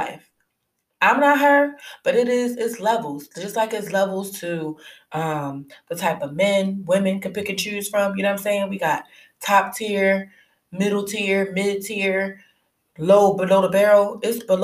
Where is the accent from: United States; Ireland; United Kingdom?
United States; Philadelphia, Pennsylvania; I'm from Philly